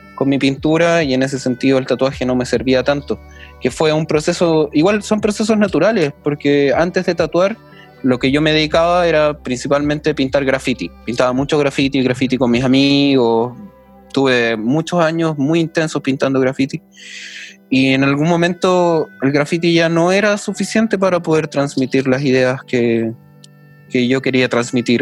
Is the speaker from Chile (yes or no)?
yes; Santiago, Santiago Metropolitan Region, Chile; yo, que nací en Santiago, vivía en la Florida